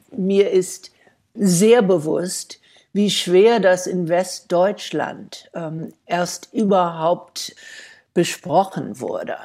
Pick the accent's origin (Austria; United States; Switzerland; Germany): United States; German is a second language; moved away as an adult; als Jüdin und als Amerikaner